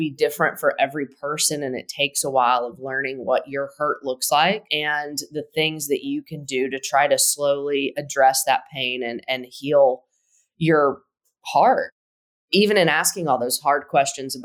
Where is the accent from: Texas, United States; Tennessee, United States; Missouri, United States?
Tennessee, United States; We are both from Tennessee, went to the University of Tennessee